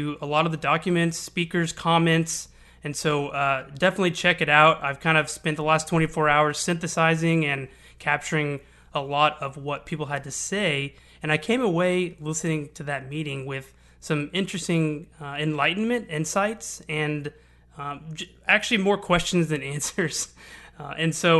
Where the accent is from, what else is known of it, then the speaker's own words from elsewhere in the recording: Houston, Texas, United States; I'm born and raised in Houston. I've lived here for 30 years